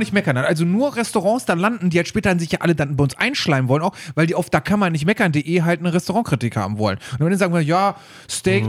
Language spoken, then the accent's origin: German; Germany; wir sind aus Deutschland